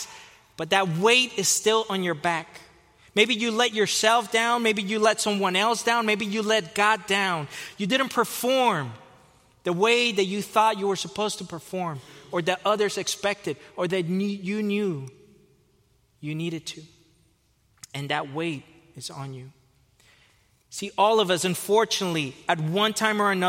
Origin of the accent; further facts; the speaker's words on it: Fort Lauderdale, Florida, United States; moved away as an adult; also born or lived in Costa Rica / California; I was born in Costa Rica. I was raised in Fort Lauderdale, Florida.